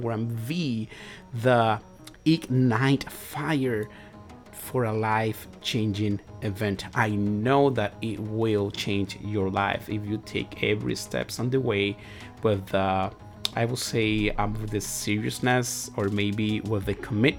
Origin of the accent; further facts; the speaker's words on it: Dominican Republic; first language Spanish; English is a second language; moved away as an adult; now in United States; I am from the Dominican Republic. I was born over there. I was raised over there, and my family as well